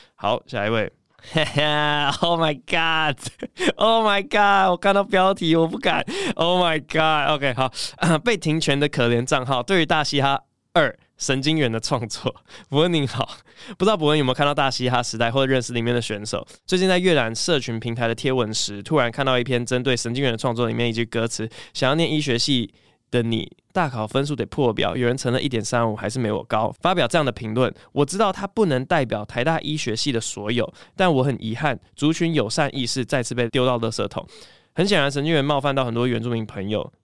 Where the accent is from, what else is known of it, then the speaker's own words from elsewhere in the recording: Taiwan; first language English; Chinese is a second language; also born or lived in United States; 小时候在美国长大，因为真的英文算是我第一语言，然后回台湾之后中文算第二语言